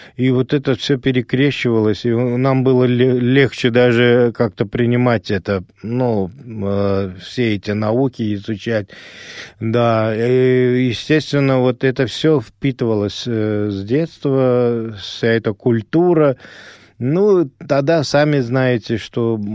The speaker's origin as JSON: {"language": "Russian", "town": "Ashgabat", "country": "Turkmenistan", "tie": "born or raised there", "first_language": "Azerbaijani", "second_language": "Russian", "moved": "yes", "said": "Родился я в самой жаркой стране тогда нашего большого государства СССР, э, республики Туркмения, в городе Ашхабаде"}